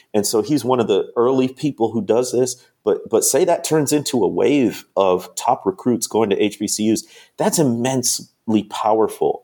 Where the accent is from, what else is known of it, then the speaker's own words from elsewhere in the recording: Chicago, Illinois, United States; moved away; also born or lived in Mississippi; I grew up in the Chicagoland area